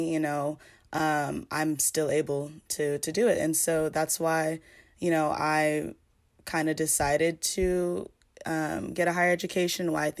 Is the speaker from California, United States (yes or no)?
yes; Pasadena, California, United States; I'm from Los Angeles, California, but you know, specifically the city of Pasadena